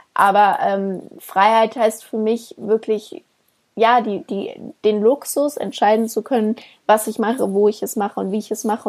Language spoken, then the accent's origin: German; Germany; bei uns in Deutschland